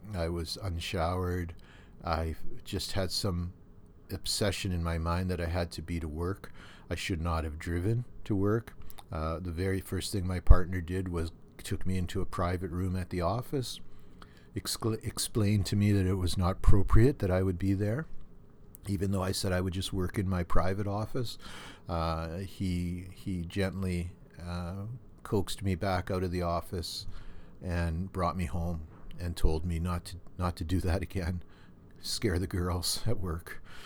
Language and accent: English; Thunder Bay, Ontario, Canada; when I was a kid and l, growing up in Thunder Bay